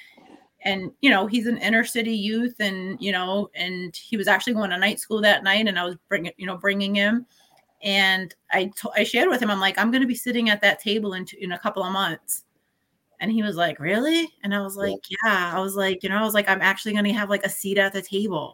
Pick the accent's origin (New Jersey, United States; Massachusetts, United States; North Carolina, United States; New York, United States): Massachusetts, United States; New Bedford; born and raised in New Bedford